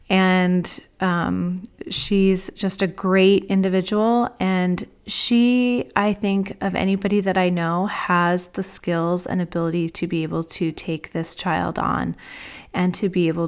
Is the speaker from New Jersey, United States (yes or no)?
yes; New Jersey, United States; I grew up in New Jersey for the most of my life, and whenever anybody finds out about that, they're like, where's your New Jersey accent?